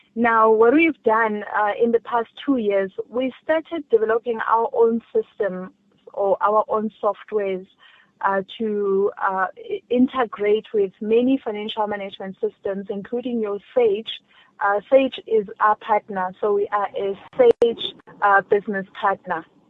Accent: South Africa; as a South African, as a black child

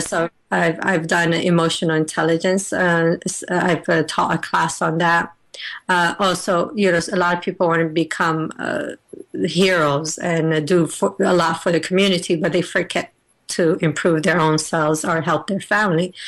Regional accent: United States; I'm originally from Afghanistan, but I was born and raised in the United States of America

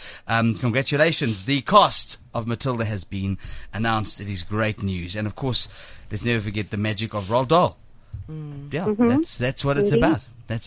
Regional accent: South Africa; I'm a South African

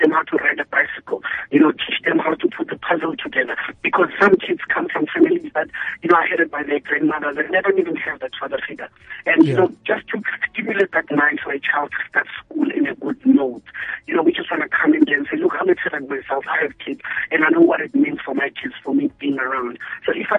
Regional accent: Randfontein, Gauteng, South Africa; moved away; also born or lived in Tembisa / Mhluzi, Middelburg; I was born and raised in Mafeking, Randfontein, stayed in Tembisa, stayed in Mhluzi, Middleburg.

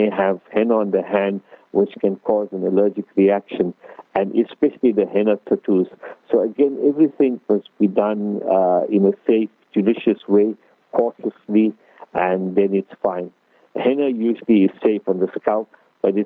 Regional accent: Durban, KwaZulu-Natal, South Africa; now in Cape Town, South Africa; ek is from the Cap, but I'm originally from Durban, so my Afrikaans is sort of limited.

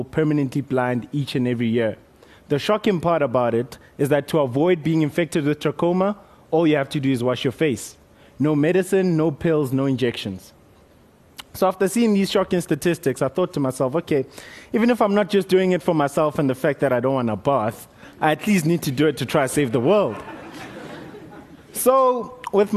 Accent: Motetema, Limpopo, South Africa; I grew up in Limpopo, on the border of Limpopo and Mpumalanga, little town called Motetema.

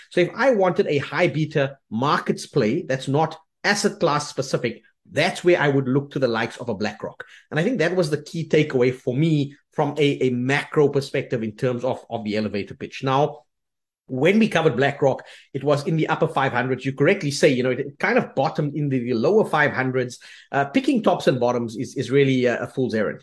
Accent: South Africa; moved away as an adult; we are South African

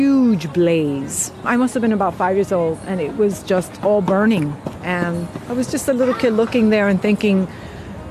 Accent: New York City, New York, United States; moved away; I just knew I had to get out of the South Bronx

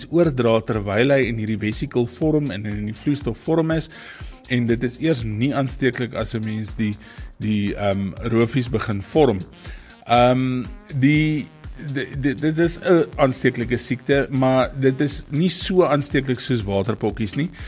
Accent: Bethlehem, Free State, South Africa; in die Bethlehem omgewing in die Vrystaat en dis eintlik my geboortedorp.

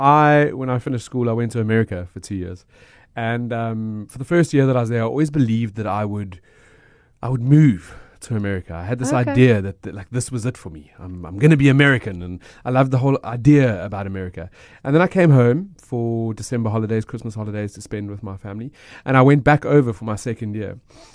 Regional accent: South Africa; I am South African. I understand what you can do and what you can't do.

